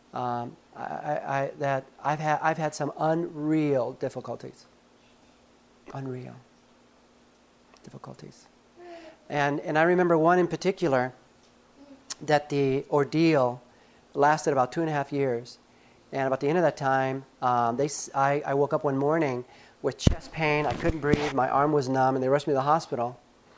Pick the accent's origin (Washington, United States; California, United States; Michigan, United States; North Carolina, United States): California, United States; Los Angeles; I grew up in Los Angeles.